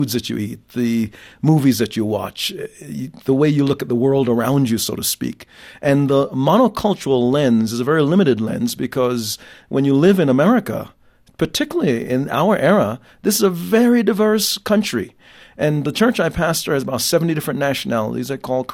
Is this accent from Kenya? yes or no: no; Jamaica; now in United States; having been born in another country, and that's my context, born in Jamaica